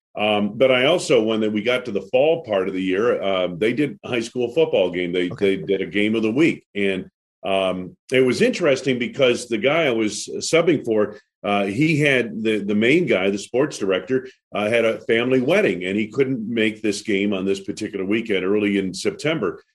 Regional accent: New England, United States; I grew up on skis in New England

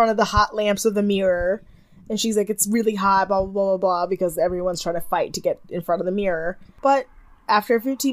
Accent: Detroit, Michigan, United States; We are both from Metro Detroit, which means we spent a good amount of time in actual Detroit

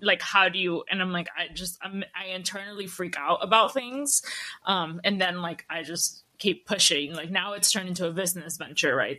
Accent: Peru; I was born in Peru

